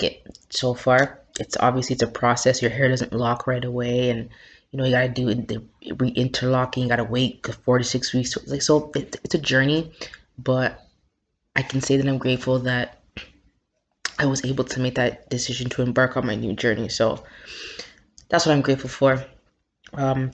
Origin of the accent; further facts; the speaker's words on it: Toronto, Ontario, Canada; also born or lived in Jamaica; my hometown, Toronto